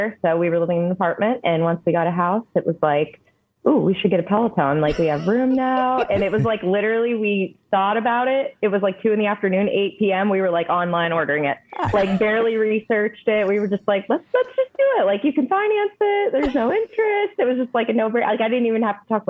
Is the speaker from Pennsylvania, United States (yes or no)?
yes; Erie, Pennsylvania, United States; moved away as an adult; also born or lived in Pittsburgh, Pennsylvania; I'm from Erie, Pennsylvania. So I moved to Pittsburgh in 2017